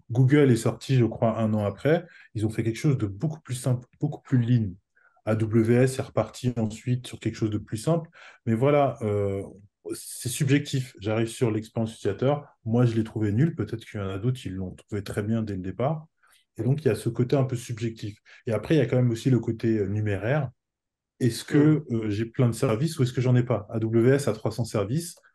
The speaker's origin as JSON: {"language": "French", "country": "France", "moved": "yes", "lives_now": "Portugal", "said": "Moi, j'habite au Portugal. Je suis français"}